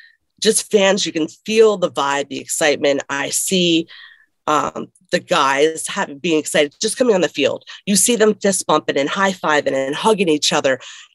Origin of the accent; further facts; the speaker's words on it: Connecticut, United States; Growing up, I grew up in Connecticut for a little bit.